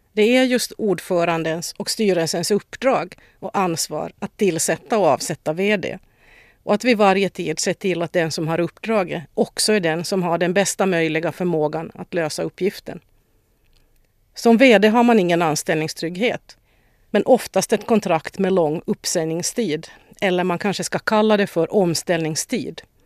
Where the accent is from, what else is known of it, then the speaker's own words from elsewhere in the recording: Vaasa, Ostrobothnia, Finland; moved away as an adult; also born or lived in Stockholm, Sweden; now in Sweden; Jag är född och uppvuxen i Vasa